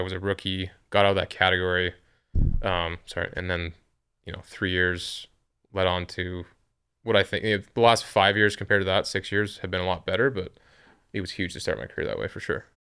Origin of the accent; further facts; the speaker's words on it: Western Canada, Canada; I'm from Canada, but I'm from the West